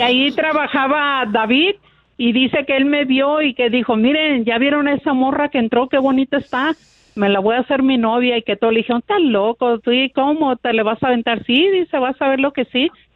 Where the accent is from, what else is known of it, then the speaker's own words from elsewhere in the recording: Escuinapa, Sinaloa, Mexico; moved away as an adult; now in United States; yo soy de Sinaloa